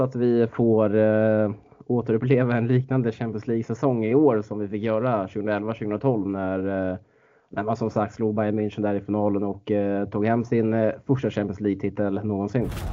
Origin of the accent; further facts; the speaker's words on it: Stockholm, Stockholm County, Sweden; moved away as an adult; now in Norrbotten, Sweden; Man är inte bortskämd med den liksom som stockholmare